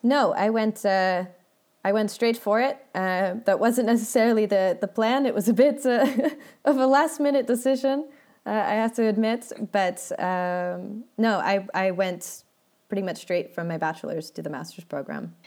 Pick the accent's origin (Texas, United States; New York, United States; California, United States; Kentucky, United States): California, United States; Redwood City; moved away as an adult; also born or lived in Portland; now in Netherlands; grew up in the Bay, uh, grew up in Redwood City